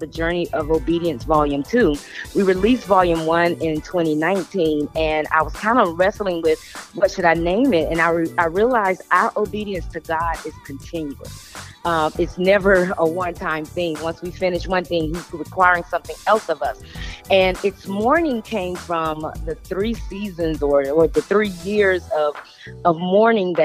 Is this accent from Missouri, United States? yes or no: no; Atlanta, Georgia, United States; I am from Atlanta, Georgia. Grew up in a little town called Pool Creek